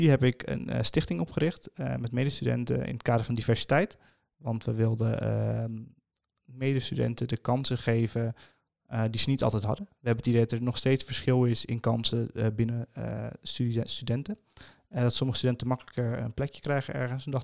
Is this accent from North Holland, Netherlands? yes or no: yes; Amsterdam, North Holland, Netherlands; Wat denk je zelf? Ik kom uit Amsterdam, hè?